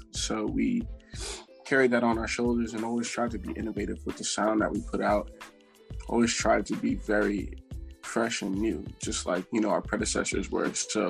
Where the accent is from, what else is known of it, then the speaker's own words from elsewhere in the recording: Plainfield, New Jersey, United States; So I grew up in Plainfield, New Jersey.